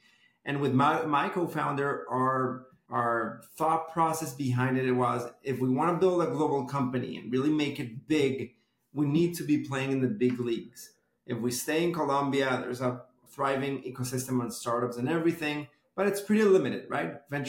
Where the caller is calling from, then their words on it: Miami, Florida, United States; So today I'm calling in from my headquarters, OnTop’s headquarters, which are my home in Miami, Florida.